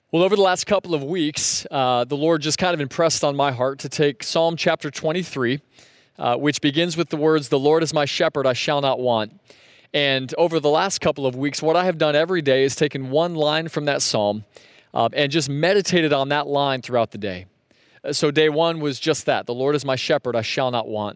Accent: Sebring, Florida, United States; growing up in Sebring, we'd go north on U S twenty-seven

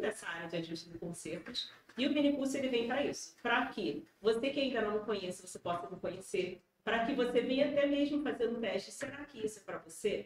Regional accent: Rio de Janeiro, Brazil; accent: carioca; moved away as an adult; now in Paraná, Brazil; sou carioca, vocês vão ver aqui esse sotaque aqui

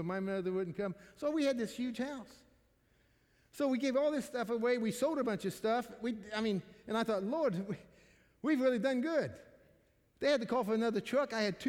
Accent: Missouri, United States; I'm from Missouri

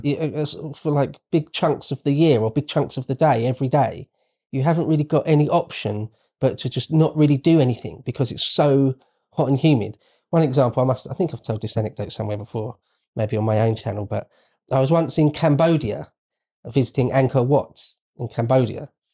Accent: United Kingdom

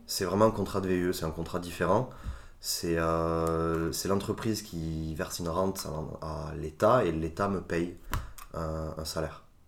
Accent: France; also born or lived in Italy; j'ai grandi en France, de parents et d'éducation italienne

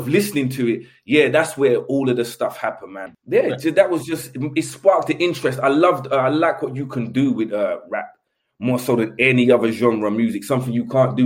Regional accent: London, United Kingdom; The place where I grew up in Elephant was quite famous for like burglars.

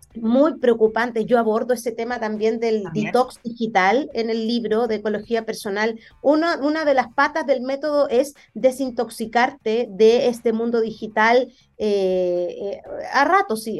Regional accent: Conchalí, Santiago Metropolitan Region, Chile; yo nací en Conchalí, viví 20 años de mi vida en una población

